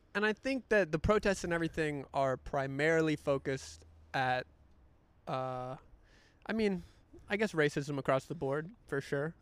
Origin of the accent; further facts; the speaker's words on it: North Carolina, United States; moved away; North Carolina, my home state